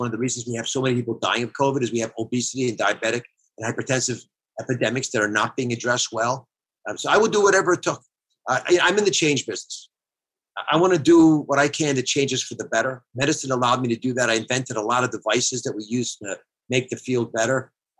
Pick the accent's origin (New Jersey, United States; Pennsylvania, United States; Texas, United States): Pennsylvania, United States; Philadelphia; But I love Joel Embiid, in part because I'm from Philly.